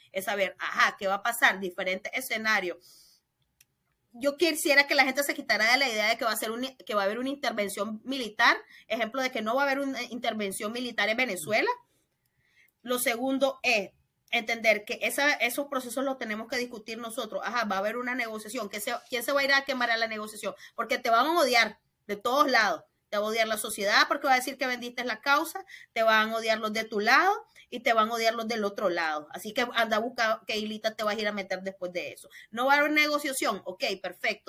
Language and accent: Spanish; León, Nicaragua; Yo soy nicaragüense, de León, de hogar católico y colegio de monjas.